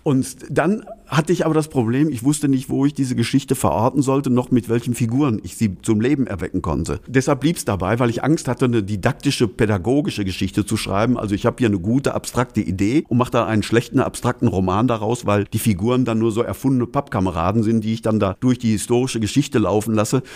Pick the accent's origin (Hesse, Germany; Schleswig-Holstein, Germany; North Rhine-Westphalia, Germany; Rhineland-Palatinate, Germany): North Rhine-Westphalia, Germany; Altena; in meiner Heimatstadt Altner